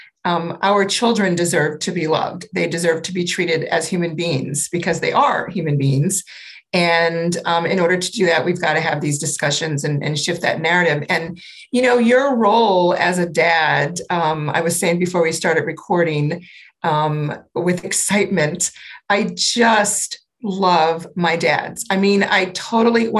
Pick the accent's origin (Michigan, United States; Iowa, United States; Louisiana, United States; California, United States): Louisiana, United States; New Orleans; I grew up in New Orleans